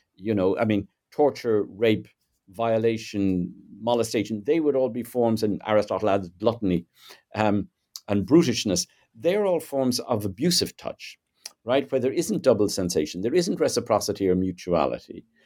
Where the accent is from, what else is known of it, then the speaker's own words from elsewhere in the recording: Ireland; I'm Irish, uh, born in Southern Ireland in, uh, the nineteen fifties. Um, grew up in a pretty conservative, you know, sort of Catholic, uh, nationalist culture